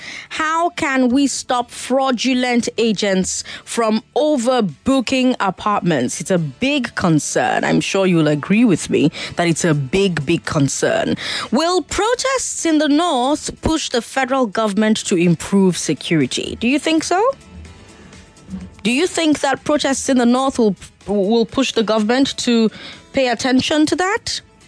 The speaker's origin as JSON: {"language": "English", "country": "Nigeria", "said": "As a Nigerian, do you value Nigerian life?"}